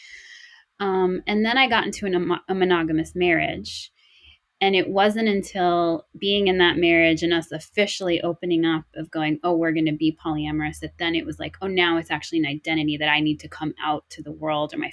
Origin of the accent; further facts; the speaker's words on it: New York City, New York, United States; we were growing up in Brooklyn in high school, Brooklyn, New York